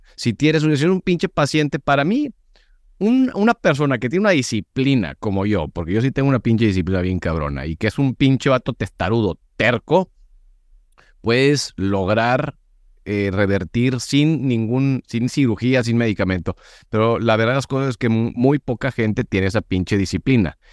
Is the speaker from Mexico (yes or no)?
yes; Monterrey, Nuevo León, Mexico; Yo soy regio